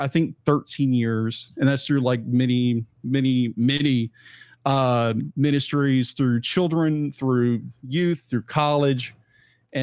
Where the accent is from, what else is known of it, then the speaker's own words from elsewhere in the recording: Jacksonville, Texas, United States; I'm from a small town in East Texas, Jacksonville, home of the tomato capital